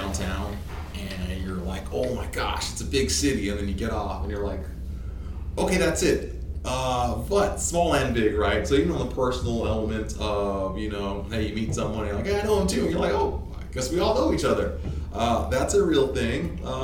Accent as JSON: {"language": "English", "town": "Toronto", "region": "Ontario", "country": "Canada", "tie": "born or raised there", "also_born_or_lived": "Nigeria / Hattiesburg, Mississippi, United States", "moved": "as an adult", "lives_now": "Shreveport, United States", "said": "I moved from Nigeria to Toronto, 8 and a half. Mm-hmm. I moved from Toronto to, I guess, Southern Mississippi, Hattiesburg area, 19."}